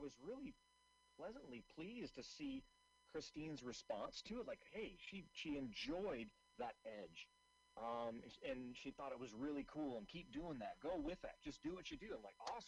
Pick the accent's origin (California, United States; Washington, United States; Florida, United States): Washington, United States; Seattle; I'm originally from Seattle